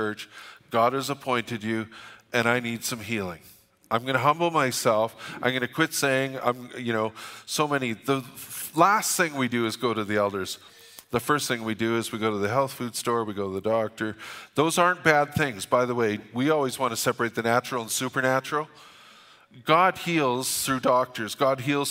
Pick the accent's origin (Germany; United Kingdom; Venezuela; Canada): Canada; Alberta; We're from Alberta